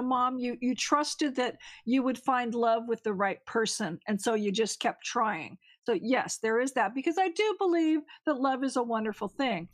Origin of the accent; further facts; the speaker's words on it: California, United States; moved away; I'm from California, so I still have my California area code